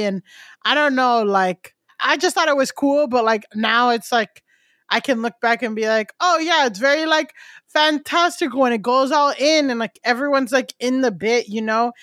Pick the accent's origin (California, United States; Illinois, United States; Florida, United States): Florida, United States; moved away as an adult; also born or lived in Europe; now in New York, United States; I grew up Buddhist in, so first I grew up Buddhist in Florida